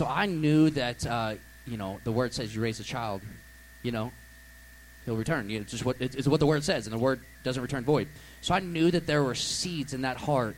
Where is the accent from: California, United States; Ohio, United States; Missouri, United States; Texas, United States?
Missouri, United States; Miller; Miller boy, too.